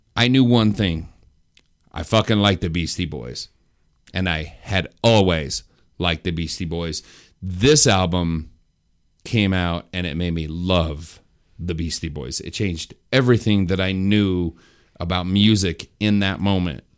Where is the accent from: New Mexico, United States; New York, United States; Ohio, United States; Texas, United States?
New Mexico, United States; I grew up in New Mexico